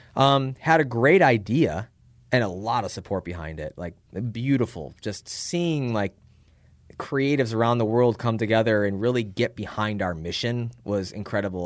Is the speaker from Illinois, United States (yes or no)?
yes; Chicago, Illinois, United States; moved away as an adult; also born or lived in Phoenix / Tempe; I lived in Illinois at the time 'cause I grew up in Chicago